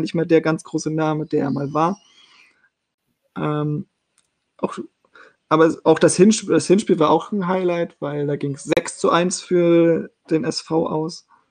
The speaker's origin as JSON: {"language": "German", "town": "Meppen", "region": "Lower Saxony", "country": "Germany", "tie": "born or raised there", "said": "aufgewachsen im Emsland, genauer gesagt in Metten"}